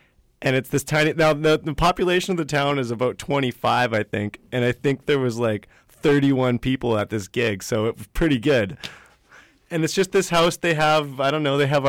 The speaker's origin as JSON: {"language": "English", "town": "Vancouver", "region": "British Columbia", "country": "Canada", "tie": "born or raised there", "also_born_or_lived": "the Prairies", "said": "I was born in Vancouver."}